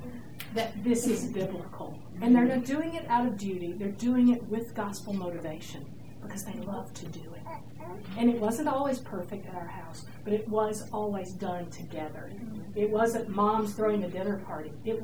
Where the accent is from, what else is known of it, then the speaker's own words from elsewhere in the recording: Georgia, United States; I'm from Georgia, and you can't do that kind of stuff down south.